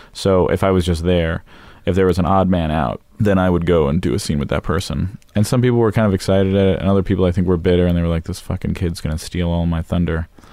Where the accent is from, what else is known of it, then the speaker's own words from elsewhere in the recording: Los Angeles, California, United States; also born or lived in Florida; I grew up in Los Angeles